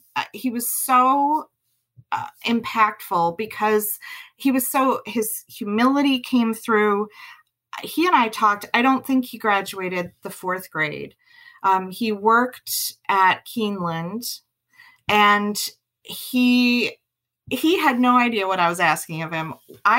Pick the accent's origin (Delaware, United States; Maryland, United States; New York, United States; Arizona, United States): New York, United States; accent: Western New York; And if you can't tell from my accent, and a lot of my thought has been around accents and thinking through people, the way they talk, their cadence, their dialect. I'm from Western New York. I've lived in 6 different states, and I was pretty new to Kentucky.